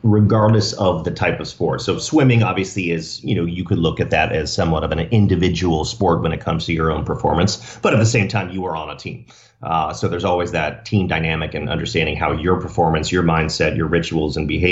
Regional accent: Dallas, Texas, United States; now in Rancho Santa Fe, United States; Born and raised in Dallas, Texas.

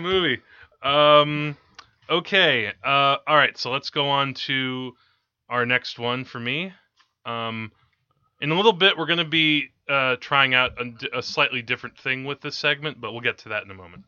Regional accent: Teaneck, New Jersey, United States; growing up in Teaneck

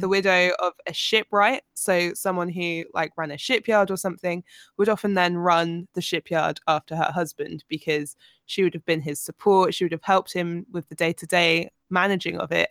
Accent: United Kingdom; as a Brit in s, the southern states of America

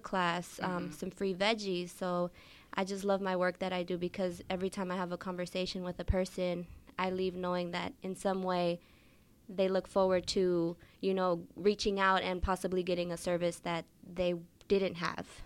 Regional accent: Oakland, California, United States; growing up in West Oakland

